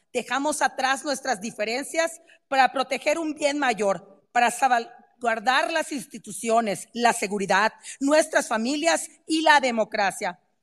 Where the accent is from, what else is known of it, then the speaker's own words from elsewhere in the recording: Mexico; Somos mexicanos, todas y todos somos mexicanos